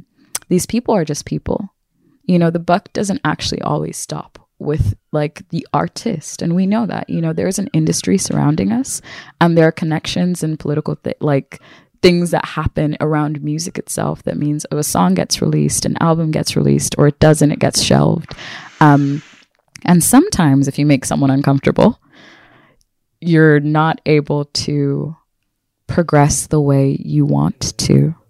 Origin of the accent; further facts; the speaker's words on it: United States; I am a person from America who has a history of and a heritage of my ancestors being enslaved. So I have a disconnection from home.